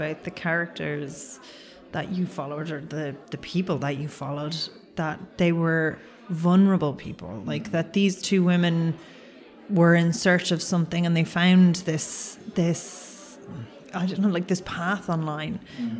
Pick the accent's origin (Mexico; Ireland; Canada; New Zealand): Ireland